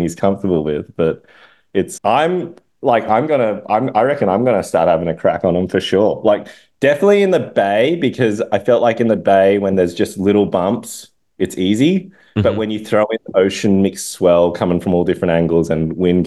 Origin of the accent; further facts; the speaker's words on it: Sydney, New South Wales, Australia; my hometown, Maroubra